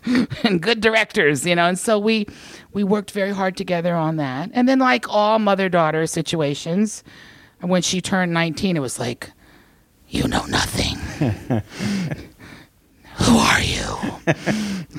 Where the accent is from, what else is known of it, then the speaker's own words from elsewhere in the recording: the South, United States; moved away; I grew up in the South